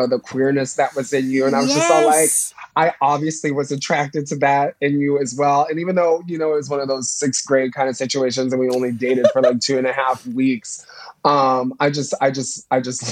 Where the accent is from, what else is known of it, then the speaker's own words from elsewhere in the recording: Plainfield, Illinois, United States; also born or lived in Indiana; Plainfield, Illinois. Yeah, it's like an hour and 10 minutes outside of Chicago